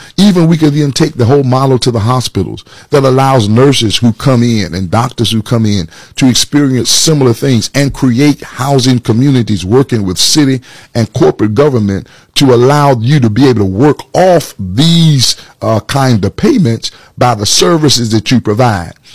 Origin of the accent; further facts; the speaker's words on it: Atlanta, Georgia, United States; moved away as an adult; also born or lived in Macon, Georgia; now in Orlando, United States; born and raised in Atlanta, Georgia